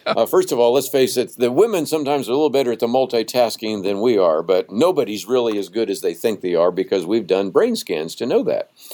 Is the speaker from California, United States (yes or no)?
yes; Berkeley, California, United States; even though I grew up in the San Francisco Bay Area, I mean, I was born in Berkeley